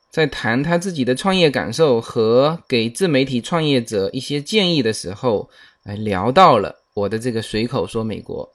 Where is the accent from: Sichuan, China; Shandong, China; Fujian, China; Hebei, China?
Fujian, China; accent: Fujian-accented Mandarin; now in United States; 是一个福建人在主播